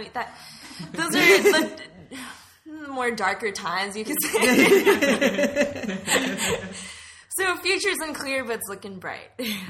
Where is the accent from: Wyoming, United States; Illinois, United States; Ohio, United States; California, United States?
California, United States; Los Angeles; born and raised in Los Angeles.